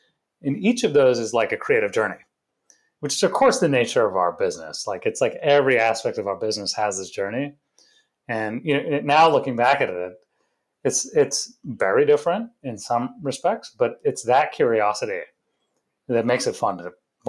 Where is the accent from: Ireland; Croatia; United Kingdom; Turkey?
United Kingdom; England; also born or lived in India / Florida / Rochester, New York; now in United States; So we were born in India. We grew up in England for the early part of our childhood. lived in Florida for a little bit.